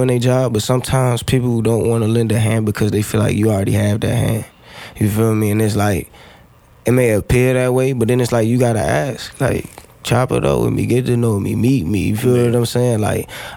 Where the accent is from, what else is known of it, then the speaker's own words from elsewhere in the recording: Fredericksburg, Virginia, United States; moved away as an adult; also born or lived in 757 area (Hampton Roads), Virginia; I'm from Fredericksburg.